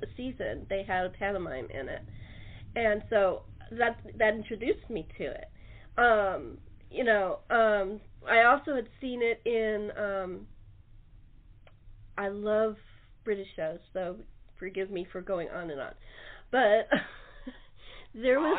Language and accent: English; Los Angeles, California, United States; I grew up in Los Angeles